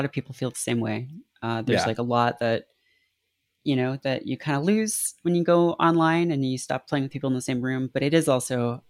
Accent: Canada; I remember it really distinctly because it was really creepy, and you know, I grew up in Canada and we didn't have HBO or anything, so there wasn't a lot of like horror stuff on TV.

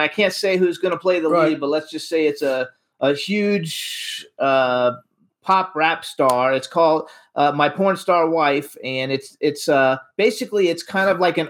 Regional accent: Miami, Florida, United States; I was born in Kendall.

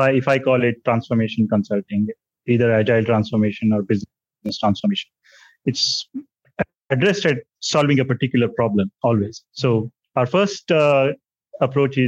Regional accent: India; also born or lived in Delhi; By around 2013, I was back in my hometown.

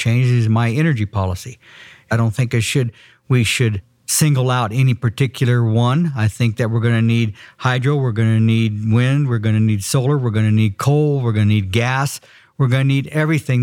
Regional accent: Steamboat Springs, Colorado, United States; also born or lived in Craig, Colorado; I grew up and was born and raised in Route County, Steamboat Springs, graduated from high school in 1968

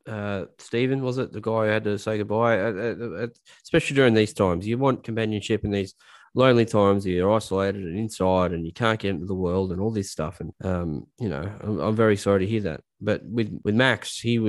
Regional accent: Australia; moved away; also born or lived in Liverpool; I'm Australian

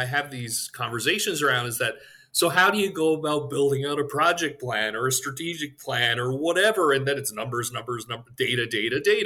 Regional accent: Newfoundland and Labrador, Canada; moved away; I'm from Newfoundland, Canada originally

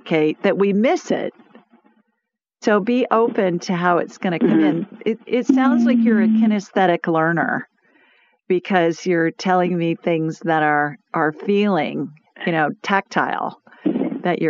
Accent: Yankee country, the North, United States; now in Birmingham, United States; I'm a Yankee. I'm born in Yankee country

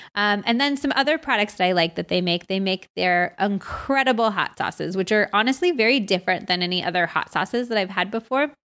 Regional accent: United States; also born or lived in California / Arizona; I grew up in California and Arizona, so I grew up obsessed with quesadillas and tacos and enchiladas and all

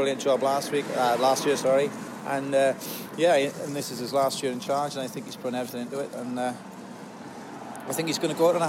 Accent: Newbridge, Wales, United Kingdom

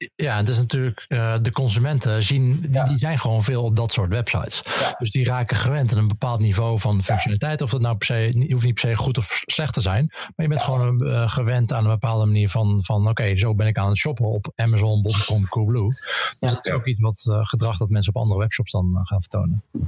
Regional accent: Netherlands; als Hollanders

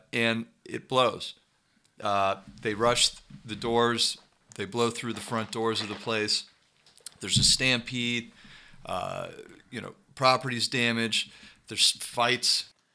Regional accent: Youngstown, Ohio, United States; where I grew up in Youngstown

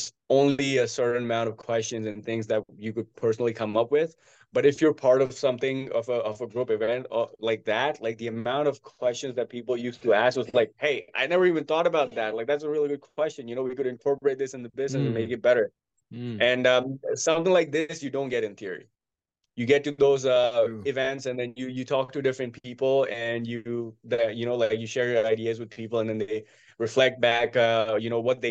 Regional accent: Mumbai, Maharashtra, India; in my city, I'm from Mumbai. In my city, they started up a new course.

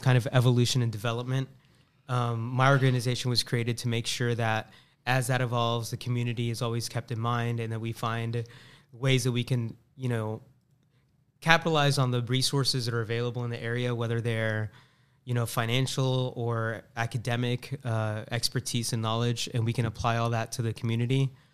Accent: Tampa, Florida, United States; also born or lived in Boston; Born and raised in Tampa

